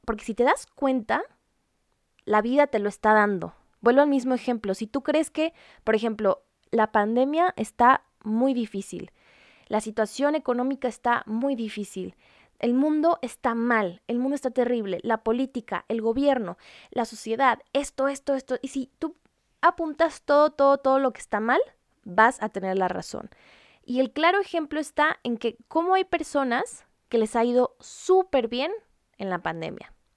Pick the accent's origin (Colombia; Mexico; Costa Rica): Mexico; Culiacán, Sinaloa; Yo soy de Culiacán, Sinaloa, arriba el norte de México